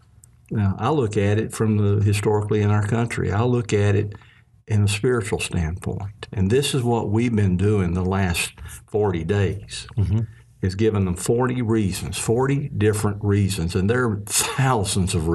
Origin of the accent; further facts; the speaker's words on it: Mississippi, United States; growing up in Mississippi with my family